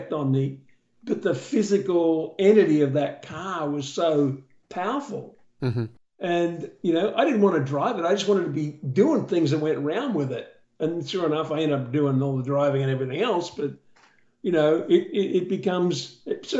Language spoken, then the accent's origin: English; Australia; accent: Australian; moved away; my Australian accent has been the most amazing door opener